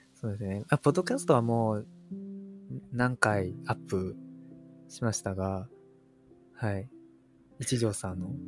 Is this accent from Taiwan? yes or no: yes; Taiwan; 台湾人です